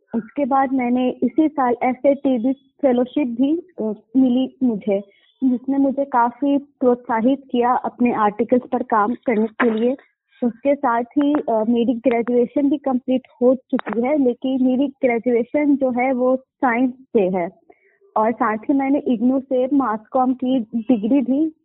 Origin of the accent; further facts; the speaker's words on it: Muzaffarpur, Bihar, India; मैं मुजफ्फरपुर बिहार से हूँ